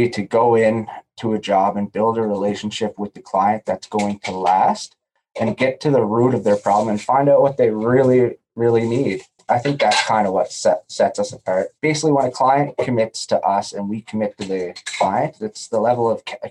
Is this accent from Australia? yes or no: no; Prince Edward Island, Canada; I'm from Prince Edward Island. Great place to grow up